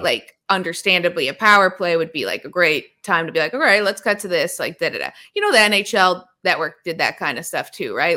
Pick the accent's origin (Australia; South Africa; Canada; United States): Canada; Toronto, Ontario; also born or lived in Kingston, Ontario; I was a big Leafs fan growing up in Toronto